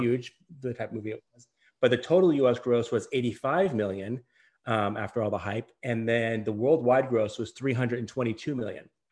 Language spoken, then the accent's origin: English; Las Vegas, Nevada, United States; also born or lived in Connecticut; I was born in Connecticut, but I went to I, I moved to uh, Las Vegas, Nevada when I was um, yeah when I was five. So I started um, kindergarten and elementary school there